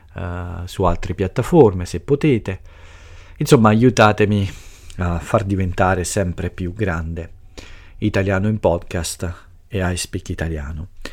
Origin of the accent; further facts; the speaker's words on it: Italy; il mio paese e la nostra cultura